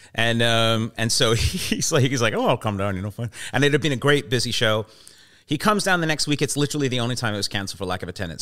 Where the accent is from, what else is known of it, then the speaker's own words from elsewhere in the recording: Vancouver, British Columbia, Canada; also born or lived in England / London; I'm from here. I'm from Vancouver, and uh, uh, well, I, I, live here, and I've been here.